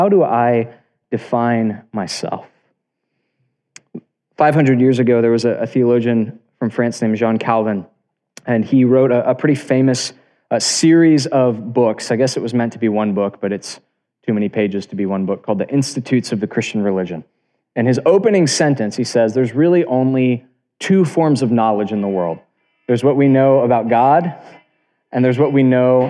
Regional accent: South Florida, United States; I was born in South Florida, and I live in the capital of the universe, which is Tampa, Florida

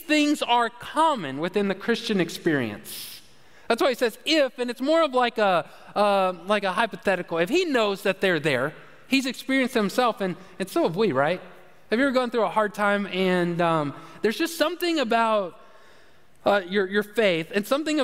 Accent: United States; I'm from America

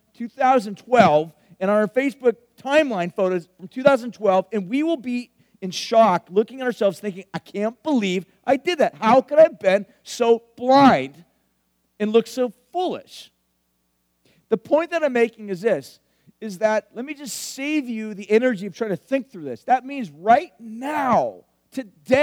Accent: Huntington Beach, California, United States; I grew up in Huntington Beach.

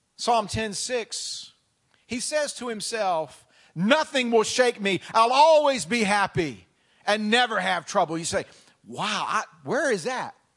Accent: the South, United States; moved away; I come from the South

